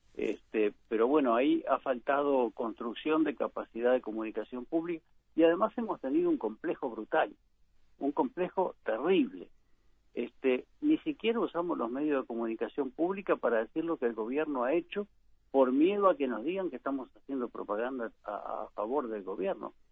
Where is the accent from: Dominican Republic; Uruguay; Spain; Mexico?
Uruguay; una sociedad como la uruguaya